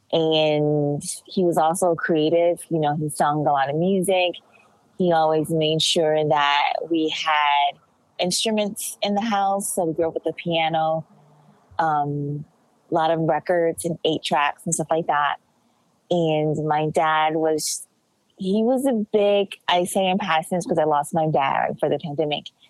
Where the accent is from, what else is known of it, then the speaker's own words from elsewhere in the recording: Los Angeles, California, United States; I'm from Los Angeles